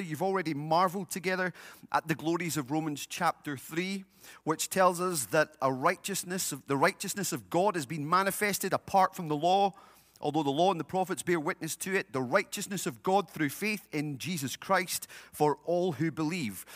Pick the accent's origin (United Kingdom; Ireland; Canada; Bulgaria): United Kingdom; now in United States; In my home country, uh, we have a king